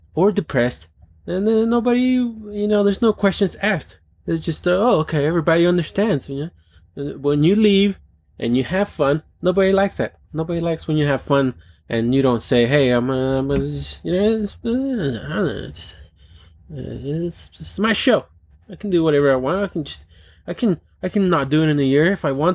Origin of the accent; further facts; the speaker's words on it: Texas, United States; A Texan. A guy that was raised in a town that's flat, dusty, tumbleweedy, tornado-y